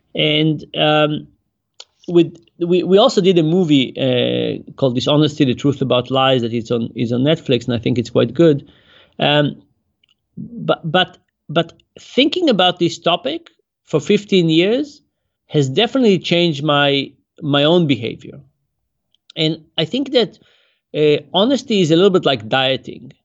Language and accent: English; Israel; now in United States; I grew up in Israel